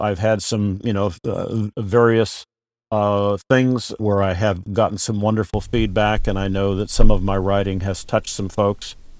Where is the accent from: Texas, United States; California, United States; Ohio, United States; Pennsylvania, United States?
California, United States; moved away as an adult; also born or lived in Oregon / Wisconsin; born and raised in California